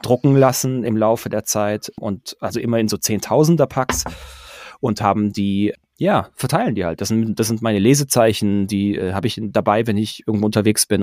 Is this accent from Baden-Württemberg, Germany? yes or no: yes; Pforzheim, Baden-Württemberg, Germany; ich bin in Pforzheim groß geworden